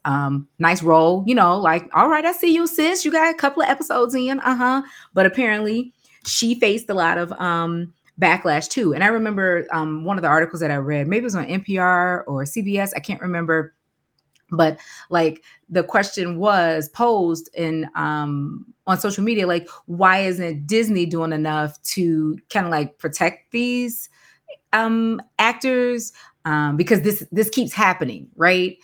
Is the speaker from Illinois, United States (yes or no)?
yes; Chicago, Illinois, United States; moved away as an adult; now in Kentucky, United States; I'm from Chicago and where I live, born and raised on the South Side